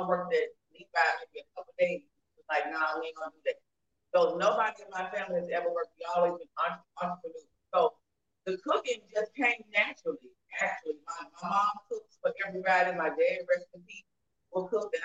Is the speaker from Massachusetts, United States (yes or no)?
no; Mississippi, United States; I'm from Mississippi, born and raised